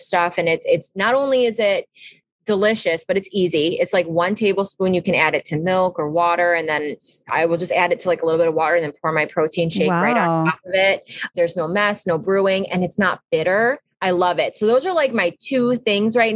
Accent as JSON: {"language": "English", "town": "Buffalo", "region": "New York", "country": "United States", "accent": "Buffalo", "said": "Everybody says I have like this weird accent, like from Buffalo"}